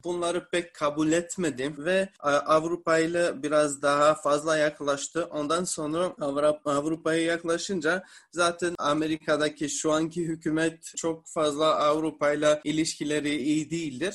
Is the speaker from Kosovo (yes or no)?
yes; Mitrovica, Kosovo; Kosovalıyım. Yani Mitrovica şehrinden geliyorum